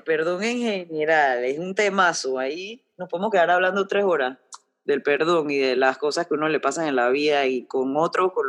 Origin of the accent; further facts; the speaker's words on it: Panama; yo soy panameño